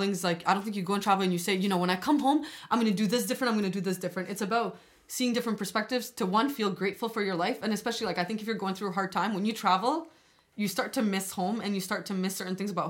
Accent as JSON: {"language": "English", "country": "Albania", "said": "Okay, so I'm from Albania, and like"}